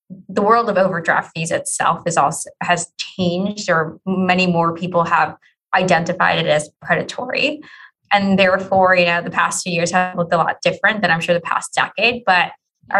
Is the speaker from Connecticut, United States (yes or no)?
no; New York City, New York, United States; now in Philadelphia, United States; I grew up in New York City, so we had the subway